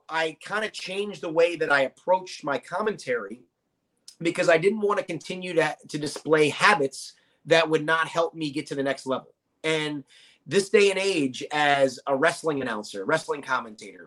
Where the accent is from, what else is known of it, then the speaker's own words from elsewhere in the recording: Norfolk, Virginia, United States; I grew up born and raised in Norfolk, Virginia.